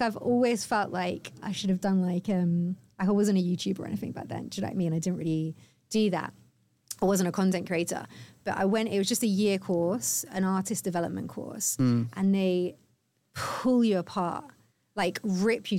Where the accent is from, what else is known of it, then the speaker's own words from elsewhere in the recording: the Cotswolds, South West England, United Kingdom; moved away as an adult; also born or lived in Cardiff; now in London, United Kingdom; I grew up in the Cotswolds